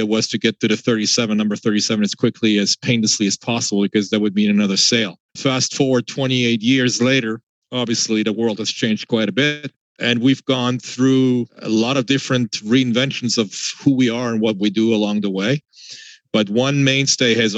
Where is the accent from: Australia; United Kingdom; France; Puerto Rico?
France; moved away as an adult; now in United States; I was born and raised in France, half French, half German. Moved to the US at the tender age of 23 in 1993.